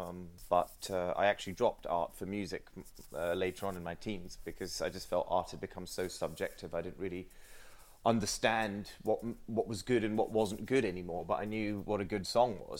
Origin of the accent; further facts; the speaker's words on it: Sri Lanka; moved away; I grew up in Sri Lanka